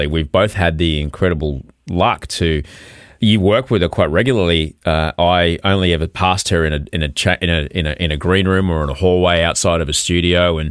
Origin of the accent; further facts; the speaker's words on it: Brisbane, Queensland, Australia; now in Sydney, Australia; I grew up in Brisbane